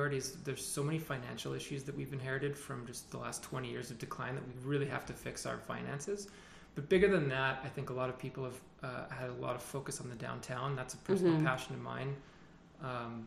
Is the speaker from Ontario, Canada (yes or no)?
no; Prince Rupert, British Columbia, Canada; I literally can't imagine life not growing up here